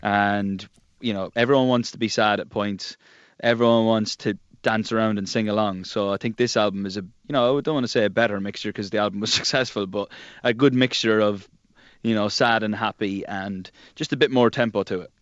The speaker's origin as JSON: {"language": "English", "country": "Ireland", "said": "being Irish"}